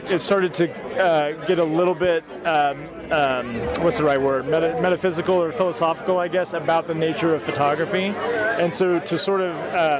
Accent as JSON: {"language": "English", "region": "Oklahoma", "country": "United States", "tie": "born or raised there", "also_born_or_lived": "Kansas", "moved": "as an adult", "lives_now": "Austin, United States", "said": "I grew up in Oklahoma, but then went to the University of Kansas and studied filmmaking there, and then with a few exceptions, have basically been in Austin, Texas ever since"}